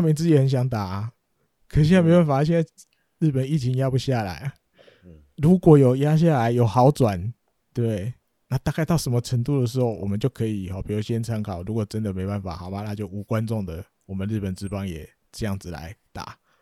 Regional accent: Taiwan; 我们台湾人

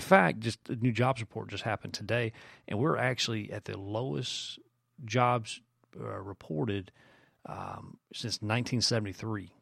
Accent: Greenville, South Carolina, United States; near my hometown, Greenville, South Carolina

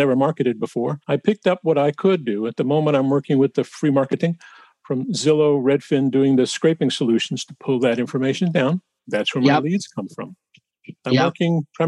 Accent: New York, United States; also born or lived in Chicago; now in Cincinnati, United States; I'm a native New Yorker

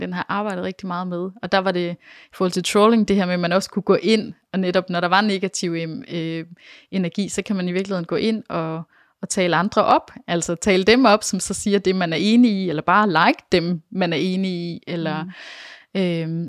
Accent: Denmark

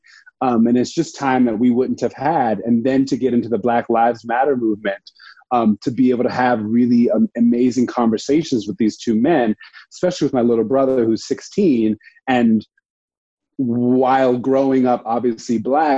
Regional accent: Dana Point, California, United States; moved away as an adult; also born or lived in Providence, Rhode Island; now in New York, United States; I grew up in Orange County, California, in Dana Point.

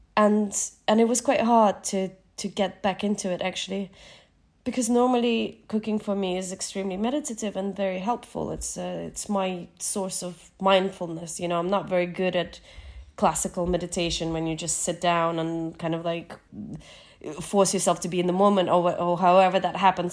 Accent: Nova Kakhovka, Kherson Oblast, Ukraine; moved away; Kachowka in my hometown

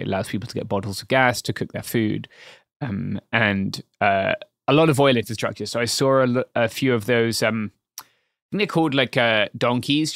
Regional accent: England, United Kingdom; as a Englishman

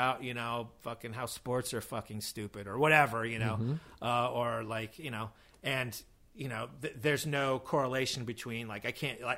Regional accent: California, United States; now in New York, United States; I'm from California

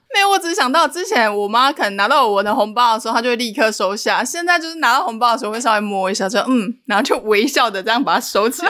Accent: Changhua County, Taiwan; 我是彰化人

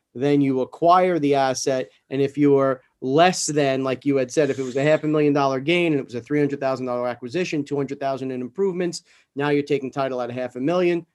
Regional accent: New York City, New York, United States; Growing up in New York and in, in the city, I was never an outdoors person

